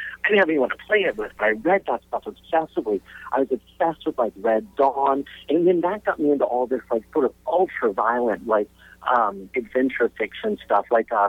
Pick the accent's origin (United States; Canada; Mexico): United States; Charleston, South Carolina; also born or lived in London; I grew up in South Carolina and in Charleston. And the two things that sort of really shaped me early on is, one is that my family lived in London for about a year.